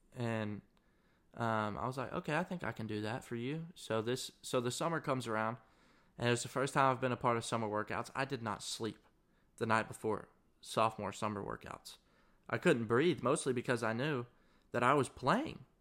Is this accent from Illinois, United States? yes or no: no; Searcy, Arkansas, United States; moved away as an adult; now in Mississippi, United States; I am from Searcy, Arkansas, which is about a twenty-five thousand person town in the middle of Arkansas